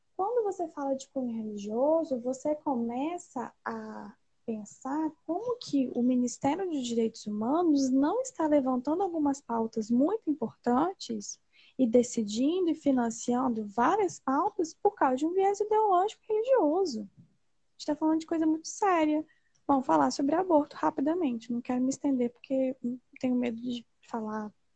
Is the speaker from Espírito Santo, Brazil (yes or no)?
yes; Linhares, Espírito Santo, Brazil; Eu sou de Linhares, que é uma cidade extremamente conservadora